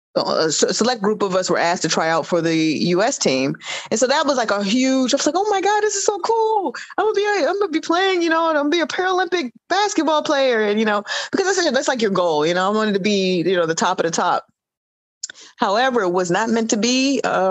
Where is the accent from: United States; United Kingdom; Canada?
United States; Washington, District of Columbia; I grew up in Washington, D.C.